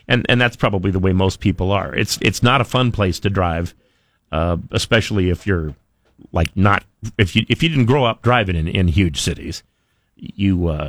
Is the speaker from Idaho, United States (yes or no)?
yes; Twin Falls, Idaho, United States; growing up in Twin Falls, you don't ride a lot of trains unless it's your job to ride trains.